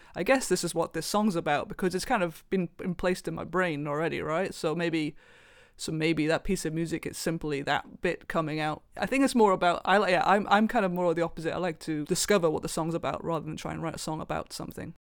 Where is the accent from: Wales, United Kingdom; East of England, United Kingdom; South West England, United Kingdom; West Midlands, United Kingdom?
Wales, United Kingdom; Welsh; I am Welsh.